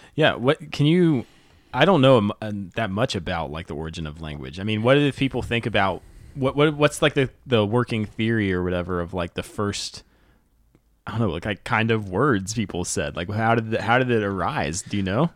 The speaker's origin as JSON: {"language": "English", "region": "North Carolina", "country": "United States", "said": "I'm from North Carolina."}